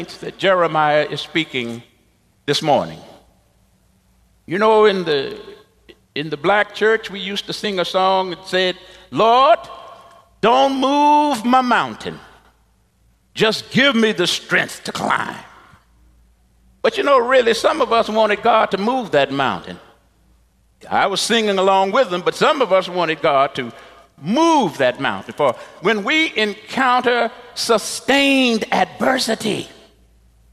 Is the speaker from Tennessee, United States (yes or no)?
no; Texas, United States; moved away; when I was a young pastor in Texas, my home state